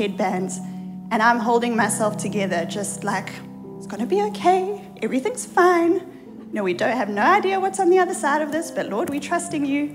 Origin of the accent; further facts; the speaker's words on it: South Africa; moved away as an adult; now in United States; we have an accent. We are not Americans. We come from South Africa, the other side of the world